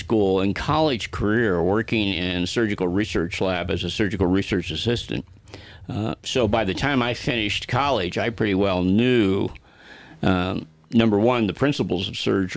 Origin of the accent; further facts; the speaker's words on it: Denver, Colorado, United States; also born or lived in Greeley, Colorado; I was born in Greeley, Colorado, and raised in Denver